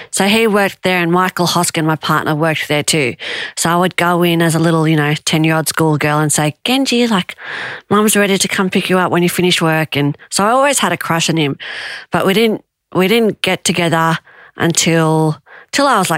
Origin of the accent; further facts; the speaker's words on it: New South Wales, Australia; also born or lived in Tahiti; I was born in Tahiti and we moved to Australia and we ended up moving down the south coast of New South Wales.